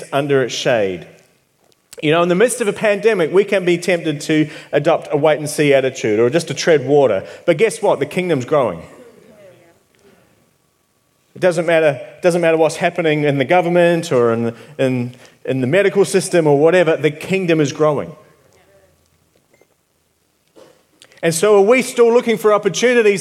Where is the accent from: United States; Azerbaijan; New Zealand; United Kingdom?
New Zealand; moved away; I'm from New Zealand.